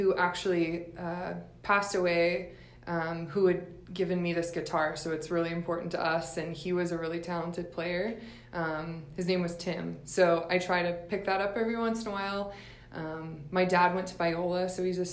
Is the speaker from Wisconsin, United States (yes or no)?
no; Nashville, Tennessee, United States; I grew up in Nashville, Tennessee.